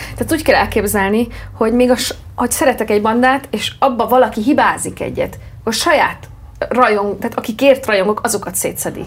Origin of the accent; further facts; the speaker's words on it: Hungary; mint magyar itt Magyarországon